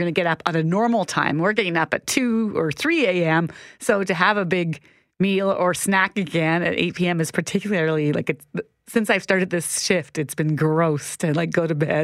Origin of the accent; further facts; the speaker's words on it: Minnedosa, Manitoba, Canada; moved away; I grew up in Minnedosa. I love my small town